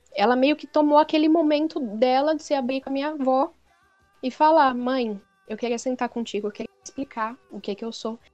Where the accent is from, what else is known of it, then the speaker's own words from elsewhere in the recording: São Paulo, Brazil; eu sou de São Paulo